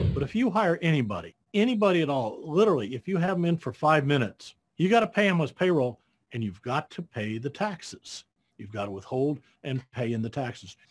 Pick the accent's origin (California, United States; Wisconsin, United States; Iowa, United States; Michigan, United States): Iowa, United States; I was born and raised in Iowa